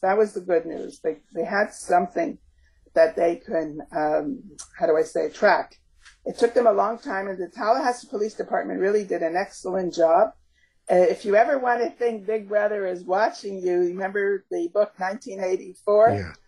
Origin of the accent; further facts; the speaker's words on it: Canada; also born or lived in Montreal / Toronto; we are we are Canadian